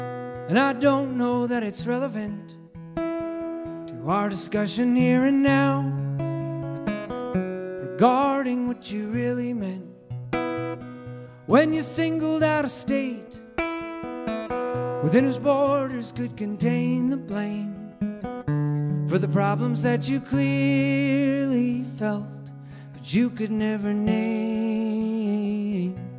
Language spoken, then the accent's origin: English; Oregon, United States; I grew up in Southern Oregon, and we didn't like, you know, the next town over, that kind of thing. But I moved around a lot